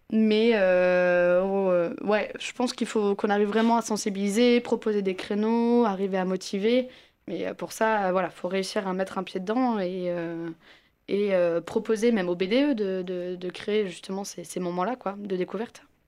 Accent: Brittany, France; moved away; je viens de Bretagne

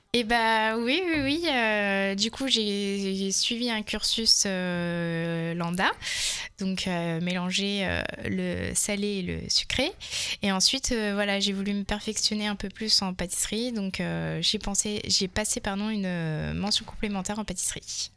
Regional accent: Touraine, Centre-Val de Loire, France; also born or lived in Malaga / Val Thorens; j'ai grandi en Touraine

